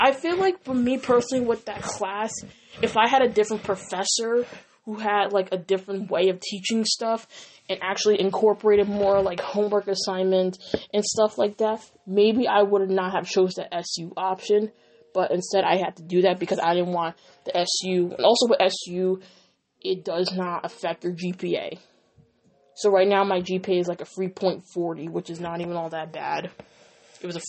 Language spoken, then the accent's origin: English; Dutchess County, New York, United States; born or raised there